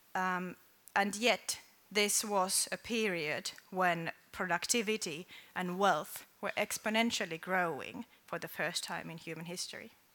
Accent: Finland; I come from Finland

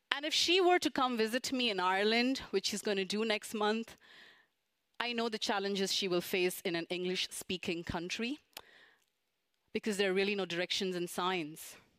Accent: India; moved away as an adult; now in Japan; back in India, which is my home country

